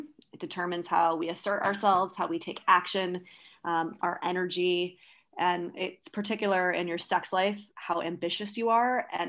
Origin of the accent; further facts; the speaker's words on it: New York City, New York, United States; I'm from New York, where it's super high fashion.